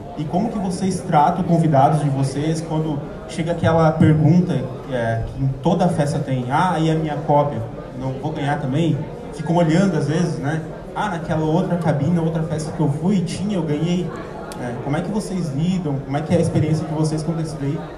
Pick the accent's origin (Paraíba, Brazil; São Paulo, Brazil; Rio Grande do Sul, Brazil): Rio Grande do Sul, Brazil; sou do Rio Grande do Sul.